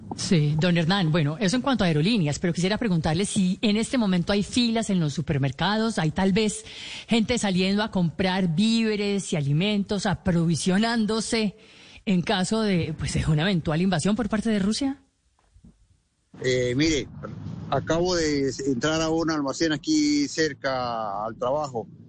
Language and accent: Spanish; Colombia; now in Ukraine; siendo colombiano de pura raza.